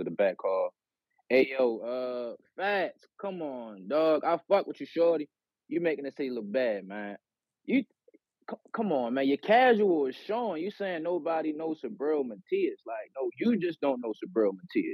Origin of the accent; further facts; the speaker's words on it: Baltimore, Maryland, United States; I'm from Baltimore